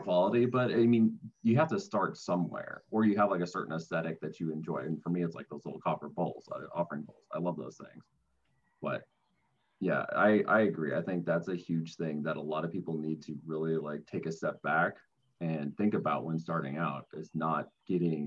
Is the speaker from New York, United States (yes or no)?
no; Minnesota, United States; growing up in Minnesota was, you know, a huge advantage because there is still a lot of nature out there, especially where I grew up